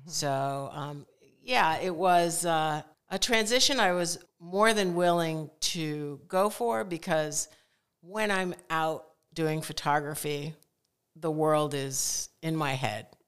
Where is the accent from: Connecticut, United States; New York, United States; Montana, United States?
Connecticut, United States; moved away as an adult; also born or lived in Philadelphia area; I grew up in Connecticut